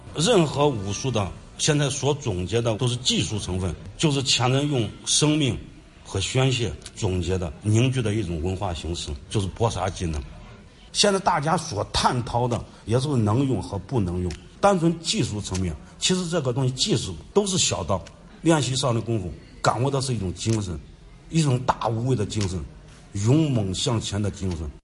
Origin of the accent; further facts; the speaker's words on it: Henan, China; accent: Henan dialect; 你现在用我们河南话，那叫劈柴